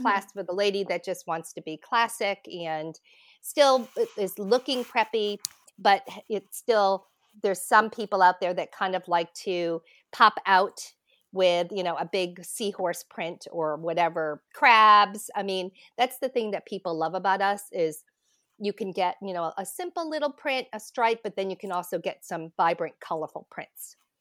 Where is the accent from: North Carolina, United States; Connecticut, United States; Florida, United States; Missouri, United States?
Connecticut, United States; I grew up in Connecticut